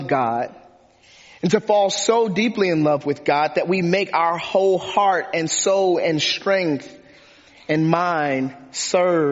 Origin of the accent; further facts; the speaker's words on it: Detroit, Michigan, United States; I grew up in Detroit, Michigan